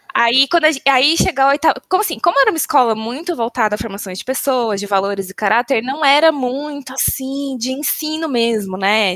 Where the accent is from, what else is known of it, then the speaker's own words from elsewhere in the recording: São Bernardo do Campo, São Paulo, Brazil; moved away as an adult; Nasci em São Bernardo do Campo, vulgo São Bernóia ou São Berlondres, que é meu preferido, porque o tempo está sempre nublado e chuvoso. Vivi minha vida inteira em São Bernardo